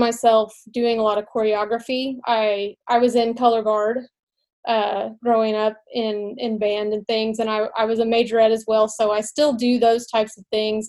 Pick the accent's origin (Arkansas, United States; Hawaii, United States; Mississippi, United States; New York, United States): Arkansas, United States; Mountain Home; also born or lived in Russellville, Arkansas; now in Magnolia, United States; I grew up in Mountain Home, Arkansas